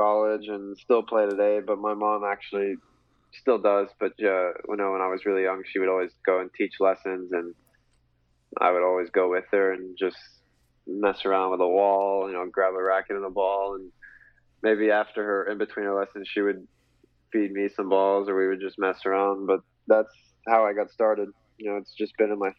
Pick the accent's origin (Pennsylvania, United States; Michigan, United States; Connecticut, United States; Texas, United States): Texas, United States; Fort Worth; I grew up in Fort Worth. My parents still live in Fort Worth